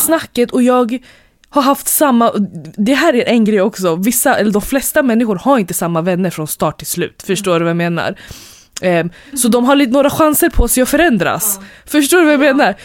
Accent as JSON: {"language": "Swedish", "town": "Stockholm", "region": "Stockholm County", "country": "Sweden", "said": "vi är ändå från Hässelby"}